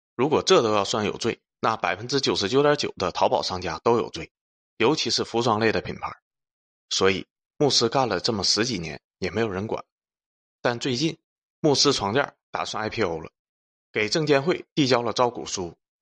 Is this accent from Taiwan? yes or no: no; China; 我们中国人